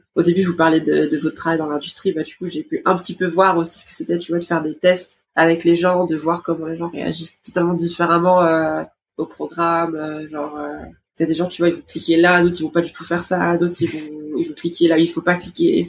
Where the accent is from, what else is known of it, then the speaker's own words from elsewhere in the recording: France; je suis née à, en France, mais dans une famille brésilienne, enfin, toute ma famille est brésilienne.